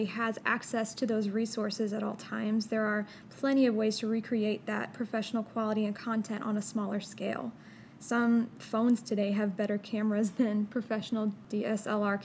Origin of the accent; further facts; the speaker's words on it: St. Louis, Missouri, United States; moved away as an adult; now in Memphis, United States; I was born and raised in St. Louis, Missouri. I came to Memphis for college